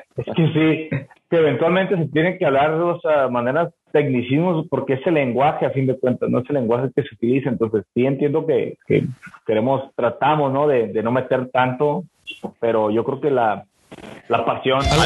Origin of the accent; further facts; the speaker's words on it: Mexico; nosotros como mexicanos